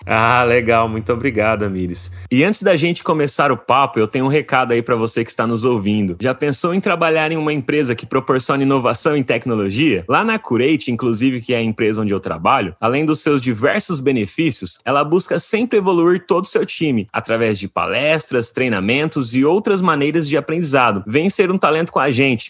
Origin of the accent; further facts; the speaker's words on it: interior of São Paulo, Brazil; eu sou do interior de São Paulo